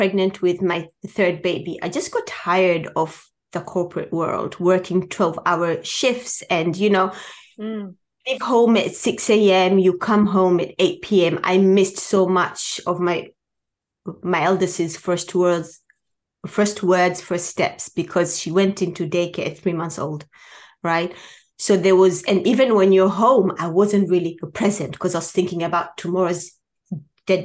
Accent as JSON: {"language": "English", "country": "Tanzania", "tie": "born or raised there", "moved": "as an adult", "said": "I was born in Tanzania"}